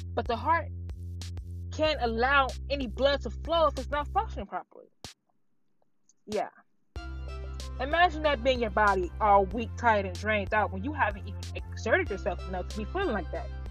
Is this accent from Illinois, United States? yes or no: yes; Chicago, Illinois, United States; I'm from Chicago.